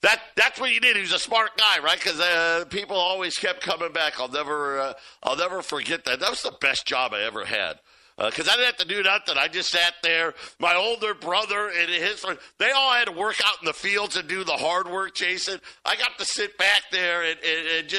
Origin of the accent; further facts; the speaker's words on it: Jamesville, New York, United States; when I was growing up in Syracuse, well, we lived in a suburb, Jamesville, New York